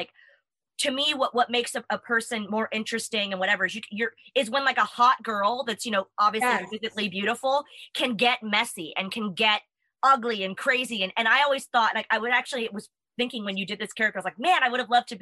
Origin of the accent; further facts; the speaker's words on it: United States; accent: American; now in England; Obviously my accent is very, looked upon, like, what? You can tell immediately that I'm American.